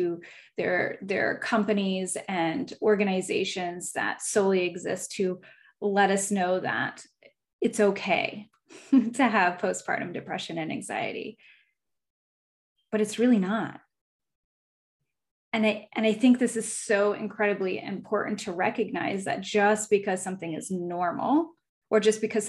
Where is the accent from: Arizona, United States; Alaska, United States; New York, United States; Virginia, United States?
Alaska, United States; I was a military kid, and so we moved here when I was like six. So I just tell people I'm from here